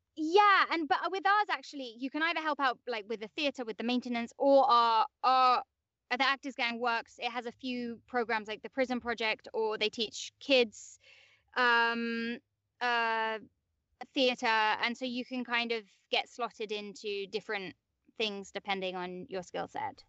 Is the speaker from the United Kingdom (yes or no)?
yes; London, United Kingdom; accent: English; moved away; I grew up in like West London.